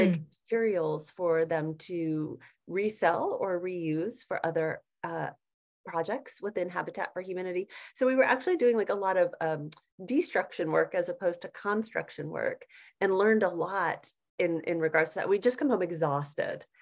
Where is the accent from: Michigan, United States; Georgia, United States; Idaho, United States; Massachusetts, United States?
Georgia, United States; Atlanta; moved away as an adult; also born or lived in Denver, Colorado; I had grown up in Georgia. So I grew up in Atlanta